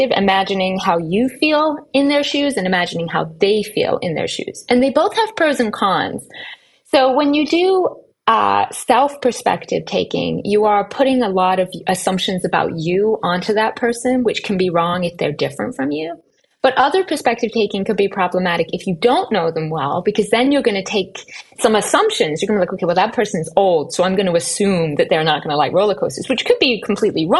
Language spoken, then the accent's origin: English; England, United Kingdom; moved away as an adult; now in United States; So I was born in England and I lived there until I was 24 when I moved to America for my graduate school education.